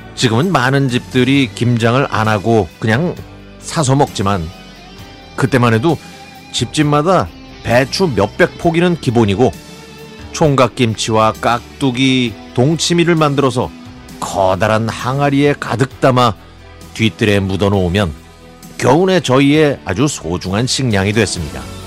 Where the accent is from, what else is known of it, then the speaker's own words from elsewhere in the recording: Incheon, South Korea; now in Paju, South Korea; 제 고향인 검단이 생각납니다.